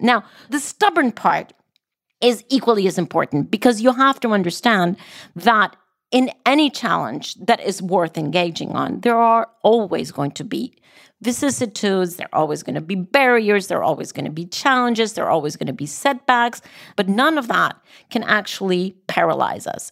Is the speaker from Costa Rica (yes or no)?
yes; Costa Rica; even in Costa Rica, my home country